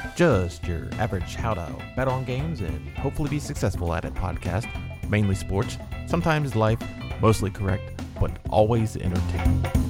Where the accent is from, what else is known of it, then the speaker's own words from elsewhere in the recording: Maryland, United States; I grew up in Maryland.